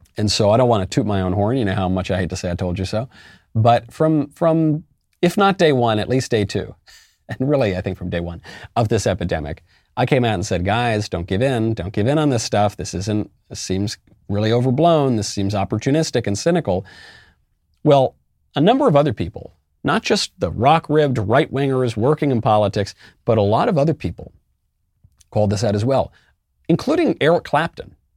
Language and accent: English; United States; as an American